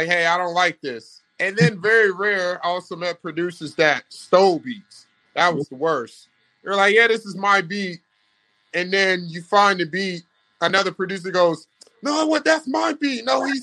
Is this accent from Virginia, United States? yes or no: yes; Virginia Beach, Virginia, United States; moved away; growing up in Virginia Beach